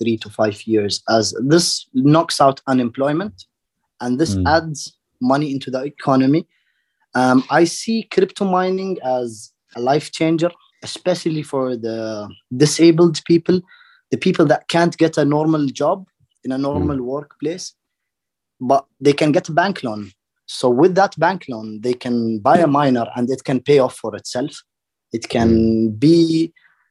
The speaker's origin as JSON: {"language": "English", "region": "Dubai", "country": "United Arab Emirates", "tie": "born or raised there", "said": "I grew up in Dubai"}